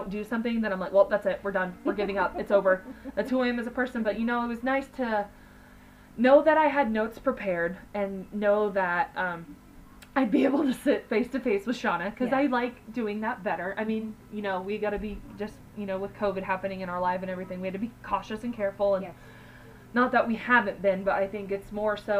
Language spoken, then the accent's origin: English; Kansas, United States; if we're from Kansas